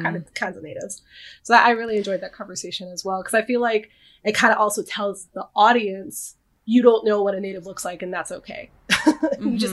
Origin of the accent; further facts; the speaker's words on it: Texas, United States; I grew up in Texas